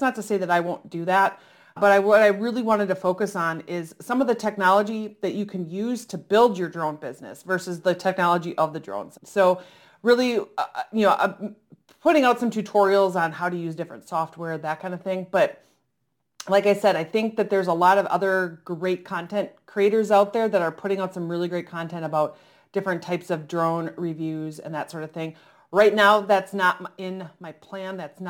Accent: Oshkosh, Wisconsin, United States; And thankfully, I grew up around the Experimental Aircraft Association, which is in Oshkosh, Wisconsin.

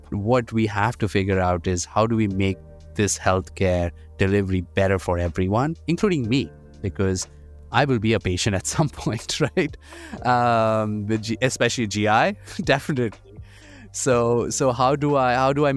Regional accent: India; moved away as an adult; now in United States; I'm an immigrant. I grew up in India. I came here for education

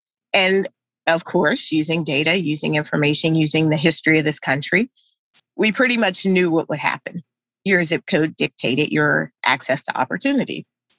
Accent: United States; growing up in America, it's always made to sound like the stuff that happens to you is all your fault

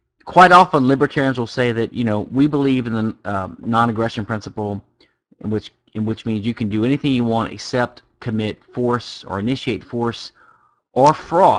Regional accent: Louisiana, United States; I'm from Louisiana.

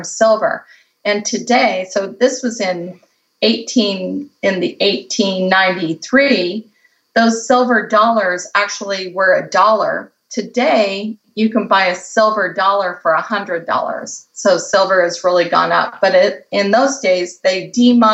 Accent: Colorado, United States; now in California, United States; I grew up in Colorado

